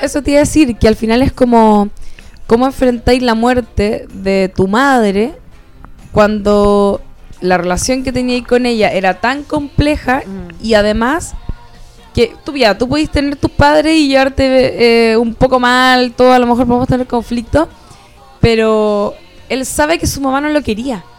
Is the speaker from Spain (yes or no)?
no; Chile; nosotros que somos latinoamericanos, chilenos